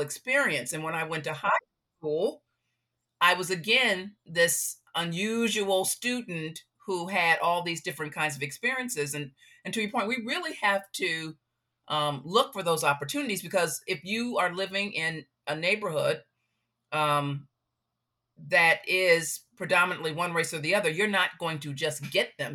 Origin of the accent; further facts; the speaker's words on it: Chicago, Illinois, United States; I grew up on the South Side